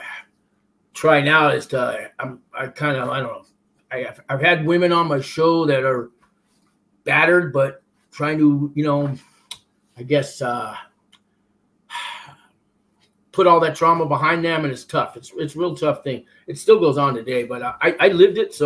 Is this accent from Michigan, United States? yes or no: no; San Francisco, California, United States; also born or lived in Florence, Colorado; I was born and raised in San Francisco